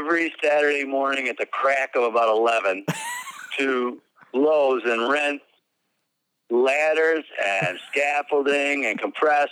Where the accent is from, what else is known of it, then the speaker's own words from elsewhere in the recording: Lewiston, New York, United States; I'm from Lewiston, New York, which is just north of Niagara Falls.